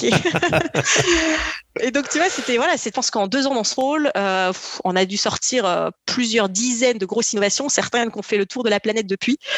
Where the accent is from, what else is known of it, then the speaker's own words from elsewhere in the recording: Perpignan, Occitania, France; born there; même si je suis née à Perpignan dans le sud de la France et j'ai habité à peu près sur les cinq continents entre-temps.